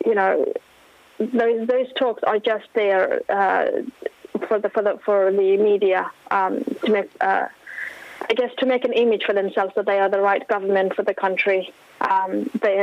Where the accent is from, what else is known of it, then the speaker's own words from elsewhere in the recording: Afghanistan; now in Australia; People in my hometown, people in my community